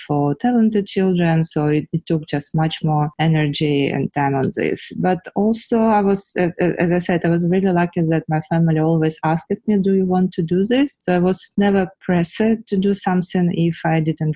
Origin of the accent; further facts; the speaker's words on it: Ukraine; I was born in Ukraine at the Soviet Union time